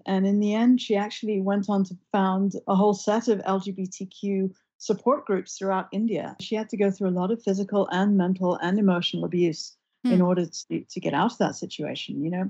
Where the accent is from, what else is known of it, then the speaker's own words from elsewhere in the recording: London, United Kingdom; Western cultures, where I was growing up in London